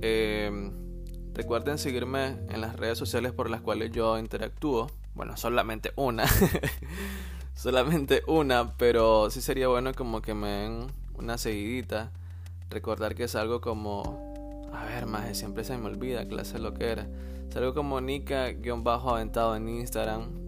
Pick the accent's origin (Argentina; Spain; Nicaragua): Nicaragua; now in England, United Kingdom